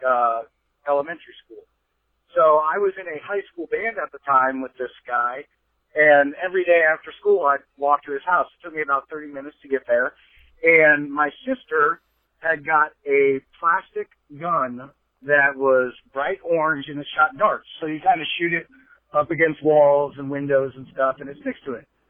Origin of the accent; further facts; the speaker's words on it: Fairfield, United States; I grew up in Fairfield